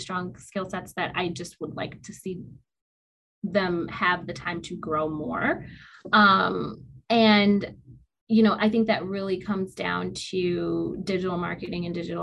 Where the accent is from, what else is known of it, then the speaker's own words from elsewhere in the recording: Detroit, Michigan, United States; I'm from Detroit